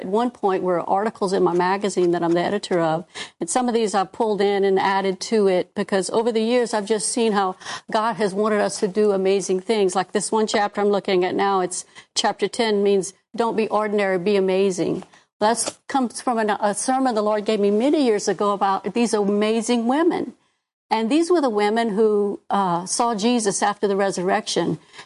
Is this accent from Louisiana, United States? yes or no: yes; Houma, Louisiana, United States; we moved down in my hometown in Houma.